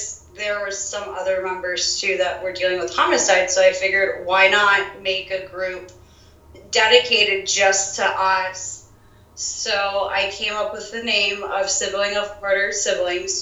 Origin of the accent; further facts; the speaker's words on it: South Florida, United States; I'm born and raised in South Florida